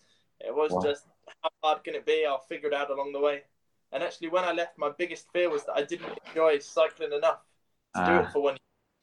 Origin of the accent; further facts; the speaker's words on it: London, United Kingdom; moved away as an adult; also born or lived in Aberystwyth, Wales; So I'm from London.